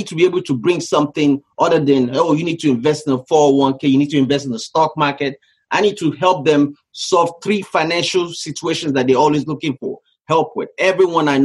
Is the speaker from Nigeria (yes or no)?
yes; Nigeria; moved away as an adult; also born or lived in Canada; now in United States; So I grew up in West Africa, Nigeria. I left Nigeria when I was 18 years old.